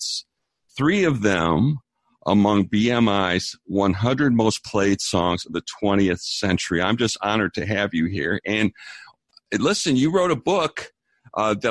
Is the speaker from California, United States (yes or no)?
no; Chicago, Illinois, United States; I'm from Chicago